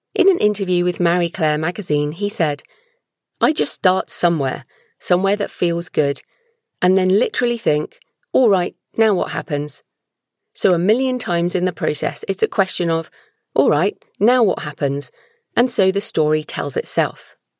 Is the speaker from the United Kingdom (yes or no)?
yes; United Kingdom; I'm British